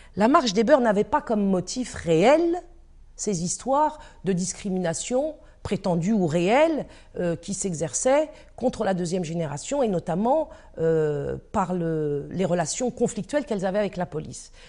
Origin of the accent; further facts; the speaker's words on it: Paris, Île-de-France, France; Je suis née en 1958 à Paris 14e.